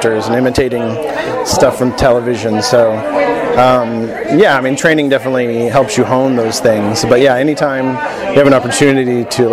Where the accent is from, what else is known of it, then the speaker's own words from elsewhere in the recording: United States; moved away as an adult; also born or lived in Kansas / Nashville, Tennessee / New York; now in Los Angeles, United States; I grew up in Kansas and Nashville, Tennessee